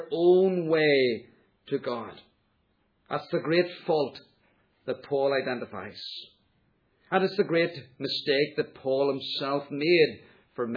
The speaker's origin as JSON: {"language": "English", "country": "United Kingdom", "said": "we are British"}